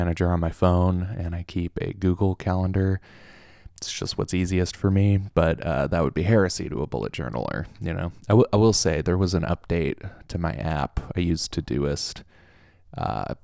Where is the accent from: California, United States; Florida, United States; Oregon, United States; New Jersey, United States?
California, United States; Southern Orange County; now in Oklahoma, United States; I'm from Southern Orange County